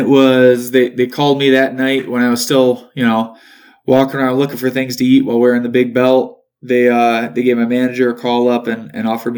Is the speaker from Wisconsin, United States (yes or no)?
yes; Beloit, Wisconsin, United States; my hometown of Beloit